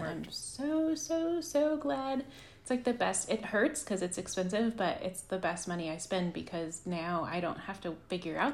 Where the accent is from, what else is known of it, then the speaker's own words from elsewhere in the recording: Los Alamos, New Mexico, United States; moved away as an adult; also born or lived in New Orleans, Louisiana / Austin, Texas / Washington, D.C.; now in Richmond, United States; I grew up in Los Alamos, which is like the lab town